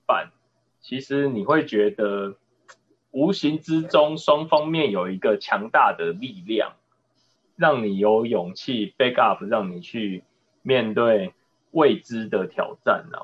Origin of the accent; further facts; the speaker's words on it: Taiwan; 能够从中间学到很多我们台湾人也看不到的一些新的产品